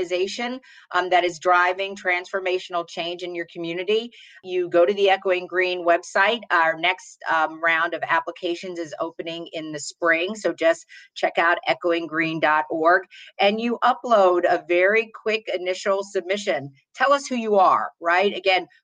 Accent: Baltimore, Maryland, United States; I'm an African-American woman born and raised in Baltimore, Maryland

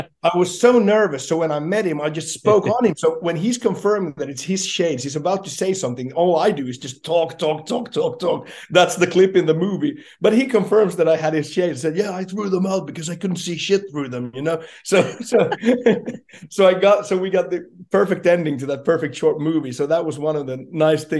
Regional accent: Jakobstad, Ostrobothnia, Finland; my hometown, Jakobstad, where I'm from

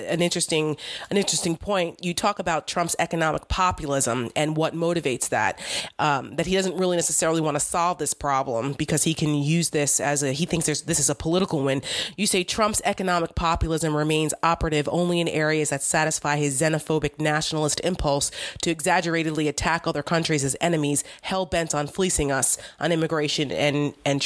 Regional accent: New Jersey, United States; I grew up in Jersey.

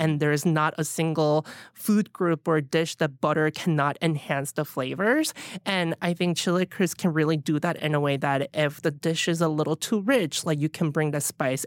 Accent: Pohang, North Gyeongsang, South Korea; also born or lived in Alabama; now in New York City, United States; growing up in Pohang

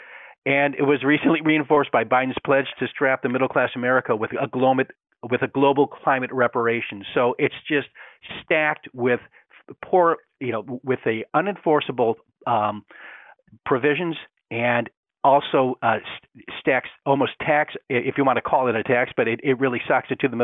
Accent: Great Lakes, United States; I grew up in a cold climate, okay? Four definite seasons, I grew up on Lake Erie

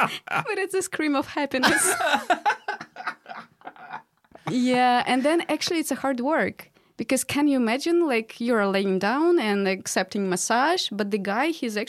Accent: Russia; born or raised there; English is a second language; moved away

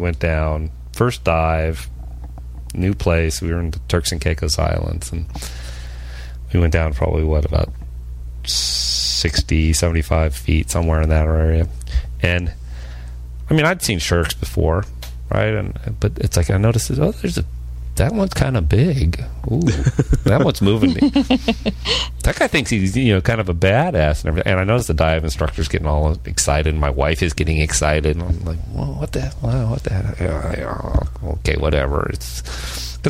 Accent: California, United States; I grew up in California

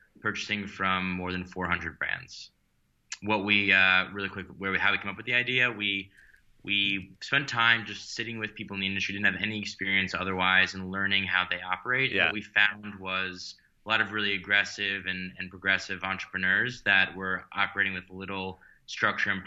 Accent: New York City, New York, United States; I grew up in Manhattan and went to, you know, high school in the city

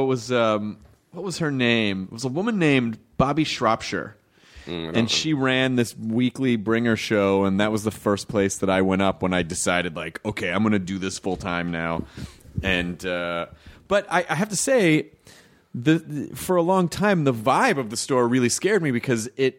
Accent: Louisville, Kentucky, United States; I'm from Louisville, but I mean I was born in Louisville.

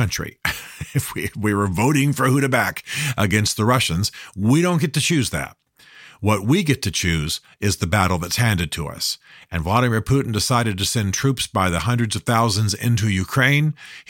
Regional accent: Germany; I grew up in Western Europe. Many of you know that I spent many, many years of my youth in Germany, have a real affinity with Germany

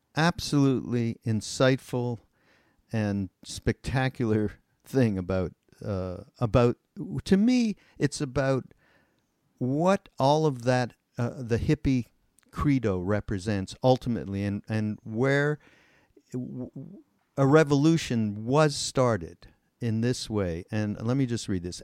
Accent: Montreal, Quebec, Canada; I came from Montreal

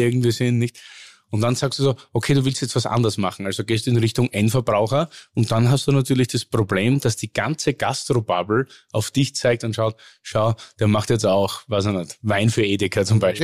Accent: Oberlungitz, Styria, Austria; aus dem Ort Oberlungitz heißt ja. Das ist so ein 200 einwohner ort zwischen Hartberg

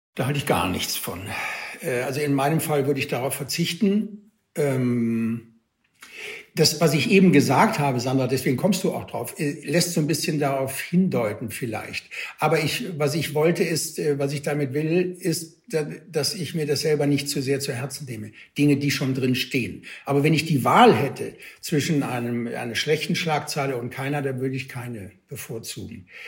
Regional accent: Cologne, North Rhine-Westphalia, Germany; habe mich guten Gewissens als Kölner Junge

